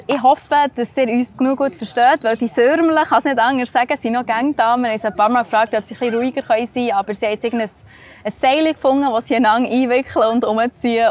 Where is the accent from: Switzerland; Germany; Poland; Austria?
Switzerland; bei uns in der Schweiz